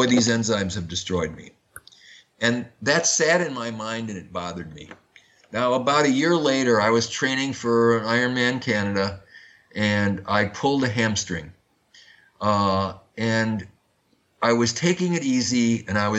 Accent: Madison, Wisconsin, United States; I grew up in Madison, Wisconsin, which is the home of Oscar Mayer meatpacking.

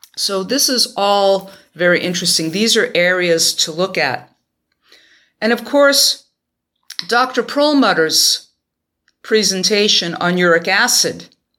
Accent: New York, United States; my hometown of New York

